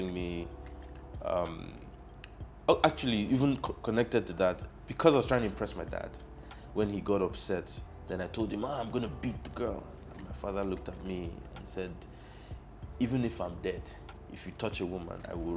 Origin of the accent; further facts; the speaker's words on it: Lagos, Nigeria; also born or lived in Akwa Ibom State; I was born in Lagos. I'm from Akwa Ibom State.